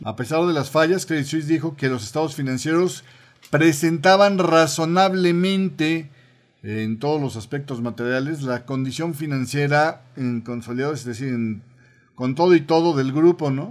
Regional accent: Mexico; estoy hablando como mexicano

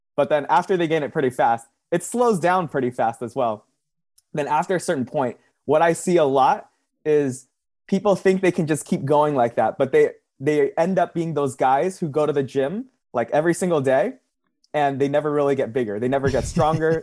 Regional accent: Southern California, United States; I'm from Southern California

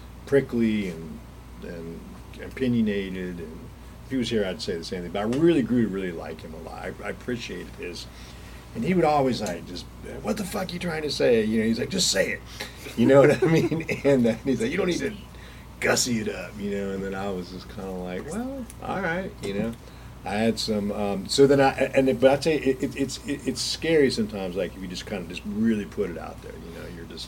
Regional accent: Atlanta, Georgia, United States; I grew up in Atlanta.

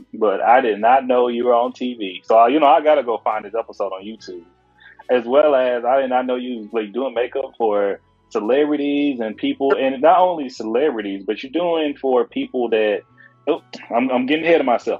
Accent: Texas, United States; I'm from Texas

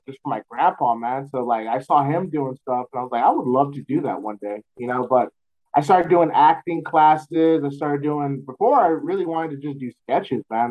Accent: San Antonio, Texas, United States; born and raised in San Antonio

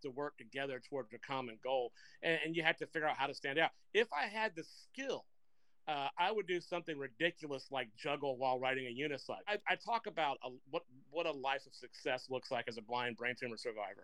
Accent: Macon, Georgia, United States; my hometown of Macon, Georgia

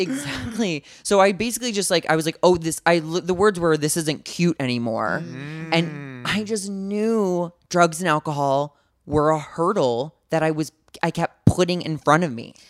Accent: St. Louis, Missouri, United States; From St. Louis, Missouri, um, kind of like a lower middle class family

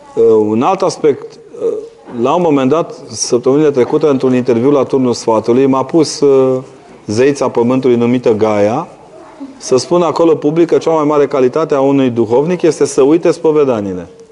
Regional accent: Transylvania, Romania; Eu, ca ardelean

